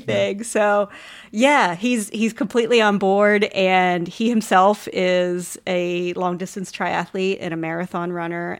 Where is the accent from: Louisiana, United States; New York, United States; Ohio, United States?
Ohio, United States; Columbus; moved away as an adult; now in Austin, United States; I am originally from Ohio, like you and your family. I'm from Columbus and moved to the great state of Texas and haven't left